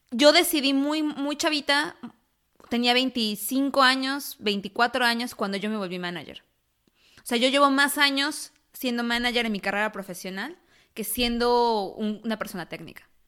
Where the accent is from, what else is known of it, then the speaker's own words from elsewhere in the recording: Mexico; moved away as an adult; now in United States; Yo me mudé de país, me mudé de México a Estados Unidos y la decisión que yo tomé fue principalmente motivada por el dinero.